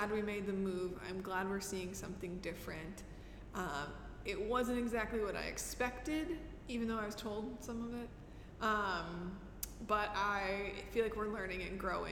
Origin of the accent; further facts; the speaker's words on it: Midwest, United States; moved away as an adult; now in Kuwait; we grew up in the Midwest for like 30 more years of our lives